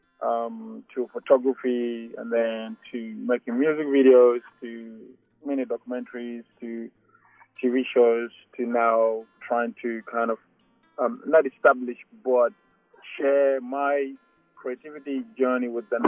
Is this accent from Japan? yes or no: no; South Sudan; now in Australia; I'm from South Sudan. I came to Australia in 2004.